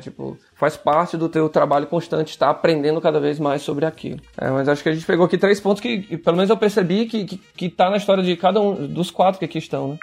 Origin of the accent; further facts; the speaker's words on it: Ceará, Brazil; eu sou cearense